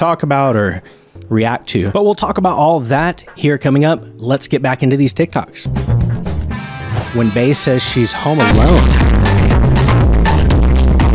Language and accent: English; United States; I'm an American